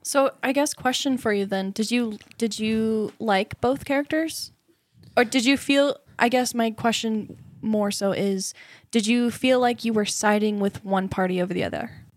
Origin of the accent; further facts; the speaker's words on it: Southern Indiana, United States; moved away; I came from Southern Indiana